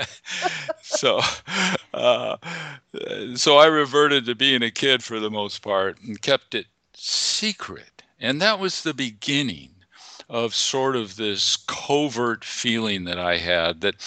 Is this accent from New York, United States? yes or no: no; Whittier, California, United States; I was born in California in a small town called Whittier